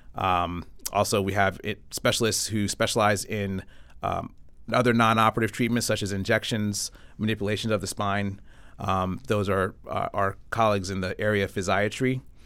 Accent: Avon, Connecticut, United States; moved away as an adult; I was born and raised in Connecticut, grew up not too far, uh, in Avon, went to Avon Public Schools

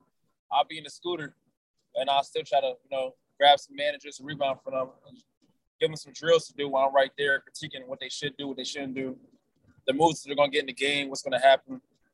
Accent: New Jersey, United States; You know, I'm from North Jersey. We're not really like, we want to say hi and everything there.

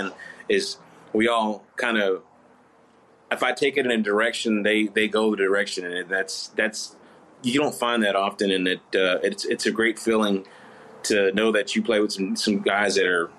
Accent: Fort Worth, Texas, United States; where I grew up in Fort Worth, over in Diamond Hill area

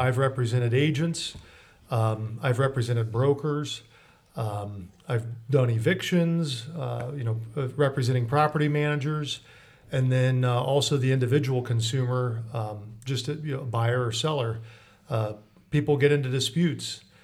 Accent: Mansfield, Ohio, United States; I'm a Lexingtonite, I'm from Mansfield, pretty much born and raised

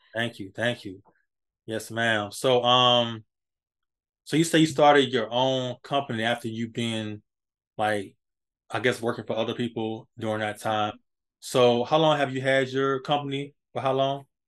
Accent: Hampton, Virginia, United States; my hometown in Hampton, Virginia

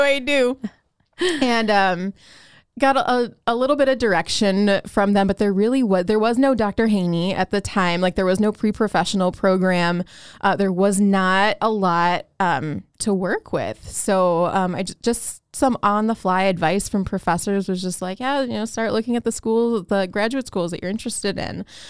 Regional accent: Chicago, Illinois, United States; when I was growing up in Chicago

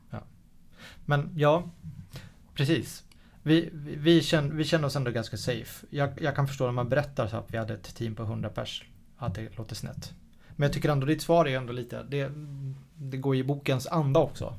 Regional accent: Sweden; som svensk

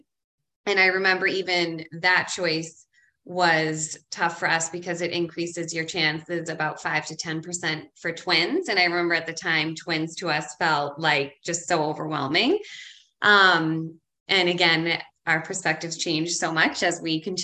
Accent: Ireland; now in Boston, United States; I'm from Ireland and I was raised Irish Catholic.

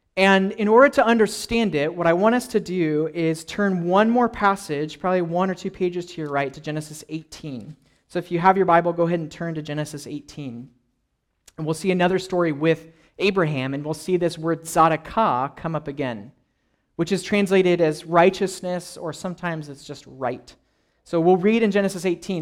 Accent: California, United States; I grew up in California

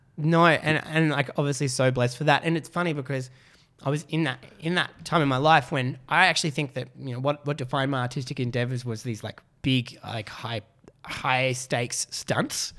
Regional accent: Canberra, Australian Capital Territory, Australia; moved away; also born or lived in Melbourne; I grew up in Canberra.

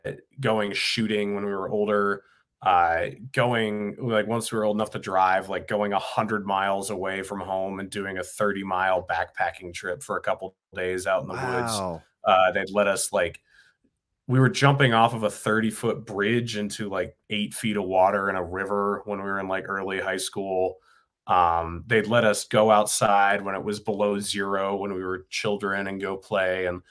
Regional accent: New Hampshire, United States; In New Hampshire.

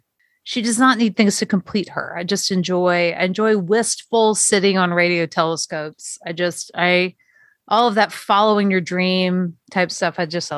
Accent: Alabama, United States; accent: southern; Because I'm from Alabama, it has a good southern flair.

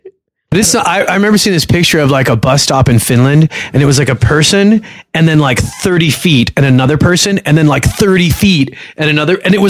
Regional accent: Egypt; They did send me to school with rolling luggage when I was a kid because I'm from Egypt.

